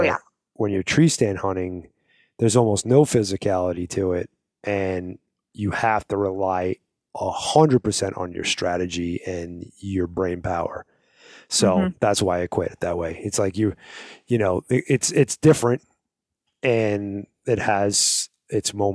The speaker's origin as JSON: {"language": "English", "region": "East Coast", "country": "United States", "tie": "born or raised there", "said": "I wasn't born in the Midwest, but I was born on the East Coast"}